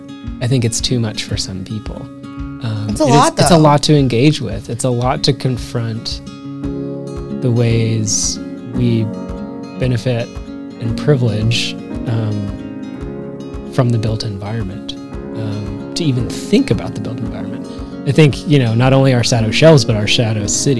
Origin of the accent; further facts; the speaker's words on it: Dallas, Texas, United States; also born or lived in Houston / upstate New York; I grew up here in Dallas, mostly lived all of my life in North Dallas.